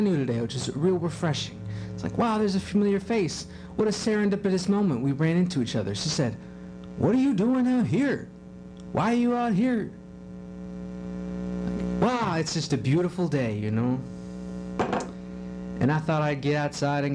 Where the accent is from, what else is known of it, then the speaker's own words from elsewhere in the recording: Kenosha, Wisconsin, United States; I'm in my hometown, and I don't see anybody anymore. So I was driving around. I noticed, you know, Kenosha